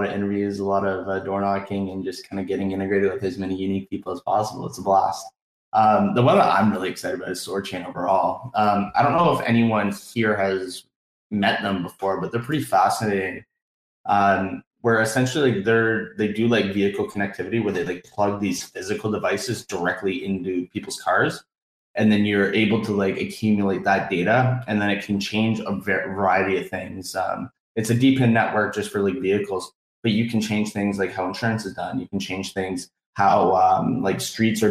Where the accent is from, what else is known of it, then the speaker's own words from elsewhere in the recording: Canada; As we are Canadian, we do say puck up here